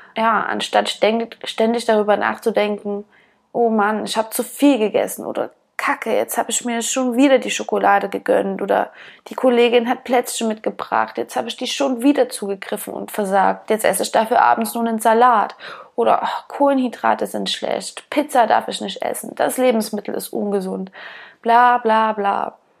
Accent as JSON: {"language": "German", "region": "eastern Germany", "country": "Germany", "tie": "born or raised there", "said": "Ich bin auf dem Dorf aufgewachsen und bin immer draußen rumgestromert, wie wir im Osten so schön sagen"}